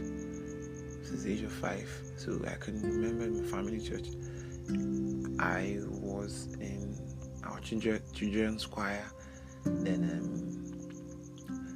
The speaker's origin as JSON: {"language": "English", "town": "Umuahia", "region": "Abia", "country": "Nigeria", "tie": "born or raised there", "also_born_or_lived": "Ohafia", "said": "So I grew up in Umuahia, Abia State. Yes, that is where I had my nursery, primary, secondary, university."}